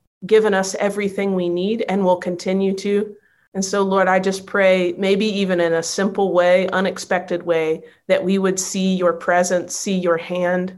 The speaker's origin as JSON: {"language": "English", "region": "North Carolina", "country": "United States", "tie": "born or raised there", "moved": "yes", "lives_now": "Nashville, United States", "said": "I'm from North Carolina, so it's way over on the East Coast"}